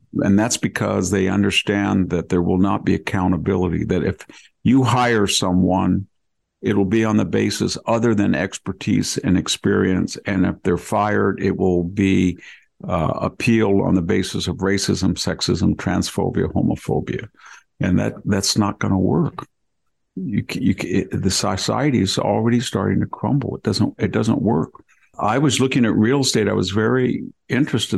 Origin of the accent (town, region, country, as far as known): United States; born or raised there